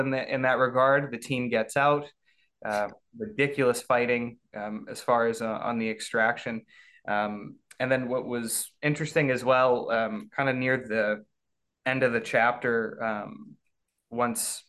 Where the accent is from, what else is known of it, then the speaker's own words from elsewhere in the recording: Canada; I'm a Canadian